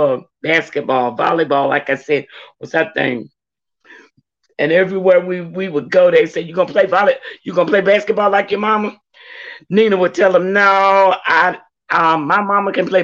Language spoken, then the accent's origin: English; Louisburg, North Carolina, United States; moved away as an adult; also born or lived in Georgia; growing up in Lewisburg